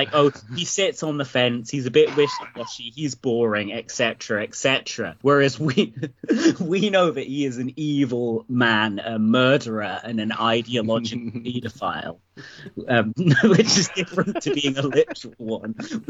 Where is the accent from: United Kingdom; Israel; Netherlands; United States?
Israel; I'm from Israel. We'd get on.